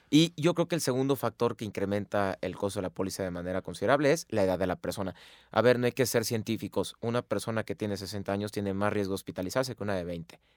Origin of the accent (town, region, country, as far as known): Mexico